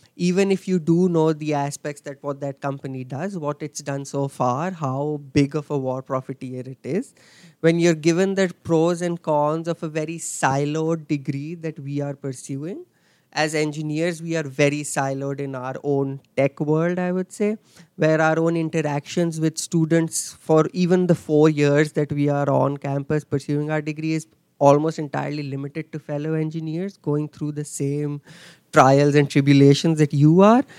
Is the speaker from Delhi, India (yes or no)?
yes; Delhi, India; moved away as an adult; I'm I'm from Delhi in uh, India.